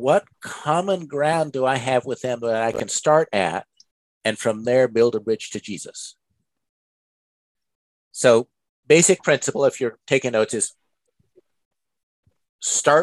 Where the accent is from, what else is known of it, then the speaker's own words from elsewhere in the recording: United States; I grew up in America